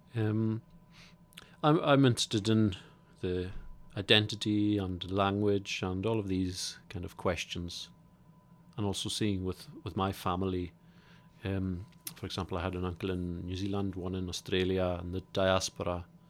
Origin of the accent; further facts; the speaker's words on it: Isle of Lewis, Scotland, United Kingdom; I come from the Isle of Lewis